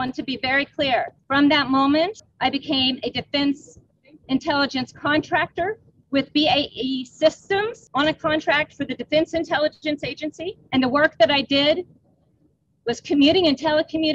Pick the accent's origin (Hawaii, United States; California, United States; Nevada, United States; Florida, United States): Florida, United States; Jacksonville; moved away as an adult; also born or lived in Fort Smith, Arkansas / Ellsworth Air Force Base, South Dakota; I was born on February 1st, 1972 in Fort Smith, Arkansas, on the way across the country with my very pregnant mother, where we landed in Jacksonville, Florida, where I grew up